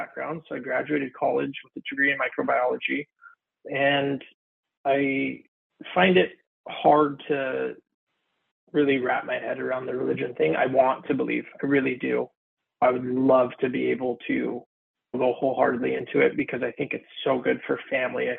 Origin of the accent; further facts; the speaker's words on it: Santa Clarita, California, United States; also born or lived in San Fernando Valley / Sherman Oaks / Woodland Hills; I was born and raised in Santa Clarita since I was a little kid